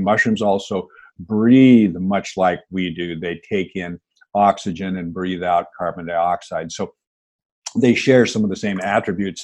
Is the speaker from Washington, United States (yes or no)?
yes; Seattle, Washington, United States; born and raised in the Pacific Northwest. I grew up in Seattle